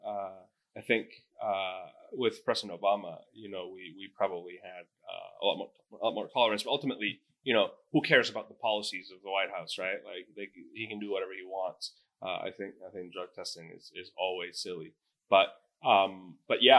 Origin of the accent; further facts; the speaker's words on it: Spain; moved away; my home country.